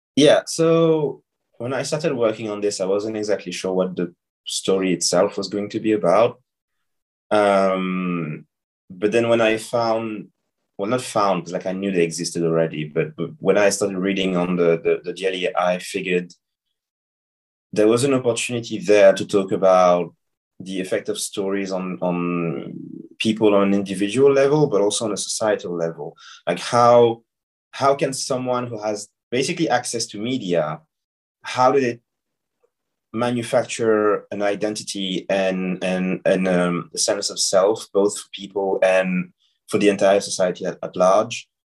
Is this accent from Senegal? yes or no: yes; Senegal; I was I was born and I grew up in Senegal